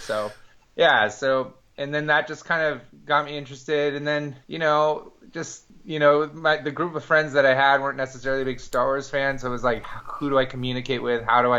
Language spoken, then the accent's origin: English; Marin County, California, United States; I was born in Lucas Valley, California. I'm born and raised in Marin County. And so I live, my family home is still maybe a 15-minute drive from Skywalker Ranch.